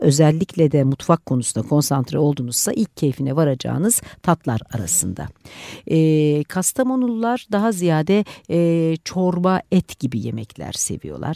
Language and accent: Turkish; Eastern Black Sea, Turkey; Doğu Karadenizli olduğum için